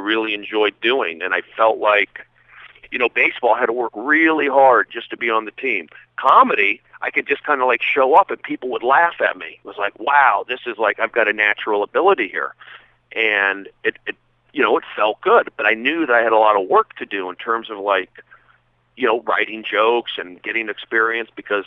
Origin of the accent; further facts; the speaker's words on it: Los Angeles, California, United States; also born or lived in Sacramento / Seattle / New York; I grew up here in L.A., in the Valley, San Fernando Valley